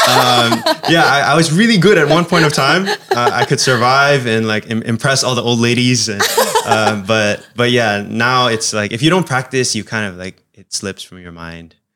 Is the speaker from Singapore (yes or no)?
yes; Singapore; also born or lived in United States; I was in an Indonesian family, but we also kinda spoke Chinese in the house too, and, and then growing up in Singapore.